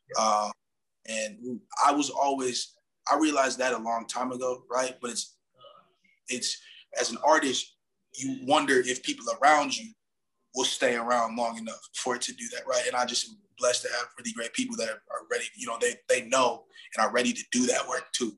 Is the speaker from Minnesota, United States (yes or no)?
yes; Minneapolis, Minnesota, United States; also born or lived in Madison; now in Milwaukee, United States; I'm from Minneapolis